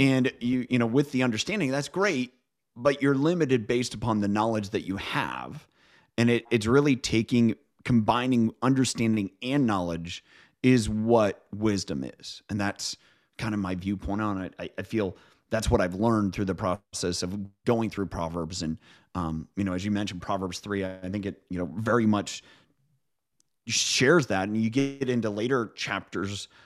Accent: Midwest, United States; now in Pacific Northwest, United States; I grew up in the Midwest. I live now in the Pacific Northwest

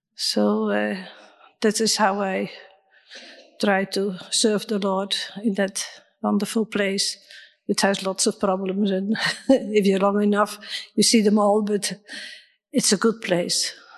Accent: Netherlands; moved away; I'm from Holland

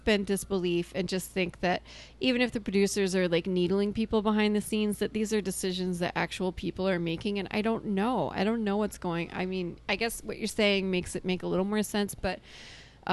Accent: Alabama, United States; I'm from Alabama

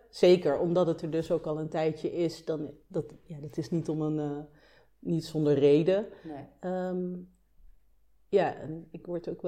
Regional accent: Nijmegen, Gelderland, Netherlands; also born or lived in Amsterdam; now in Delft, Netherlands; ik kom uit Nijmegen. ik ben ooit in Delft beland met, eh, ja, met een vriendje met wie ik ging samenwonen op de Begijnhof.

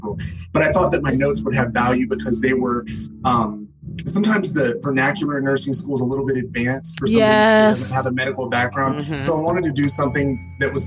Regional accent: Jacksonville, Florida, United States; I'm from Jacksonville, Florida, where the city meets the sea

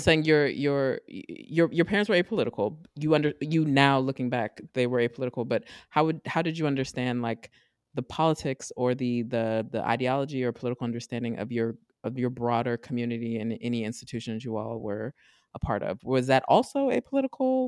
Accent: Maryland, United States; I'm from Maryland

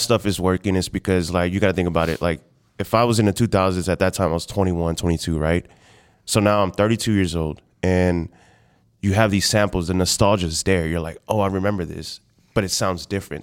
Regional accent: Houston, Texas, United States; moved away as an adult; also born or lived in San Antonio, Texas; now in Austin, United States; born and raised in Houston

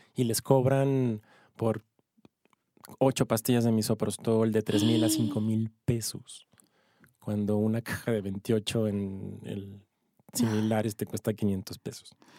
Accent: Ciudad Juárez, Chihuahua, Mexico; now in Mexico City, Mexico; Yo soy de Ciudad Juárez, de Chihuahua.

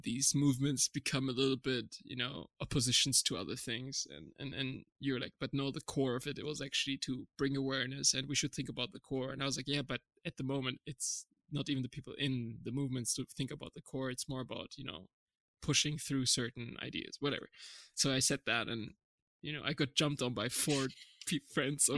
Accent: Germany; moved away; also born or lived in Canada / California / Czech Republic; I was born and raised in Germany, but my parents are from Turkey

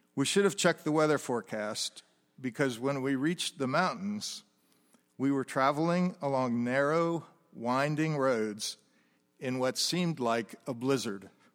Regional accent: United States; moved away as an adult; also born or lived in France; As an American living in France

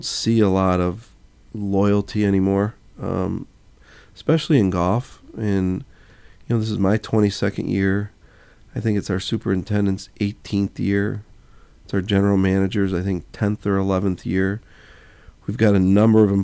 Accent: Joliet, Illinois, United States; Born and raised, Joliet, Illinois

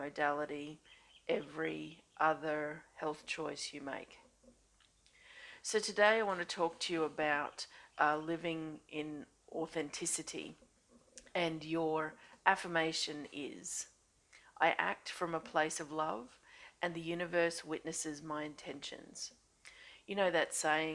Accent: Australia; I'm an Australian energy healer

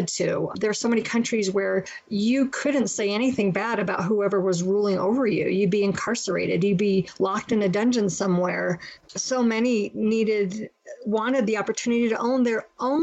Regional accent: United States; we're American

